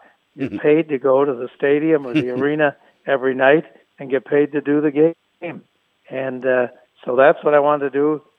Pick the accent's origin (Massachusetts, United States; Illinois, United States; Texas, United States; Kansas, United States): Illinois, United States; Chicago; now in Los Angeles, United States; I grew up in Chicago listening to the White Sox and the Blackhawks and the Bears.